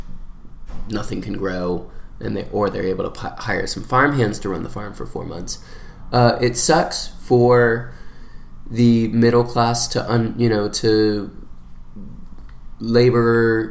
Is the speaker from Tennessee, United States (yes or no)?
no; North Fulton, Georgia, United States; I'm from North Fulton, and a lot of people at the school are too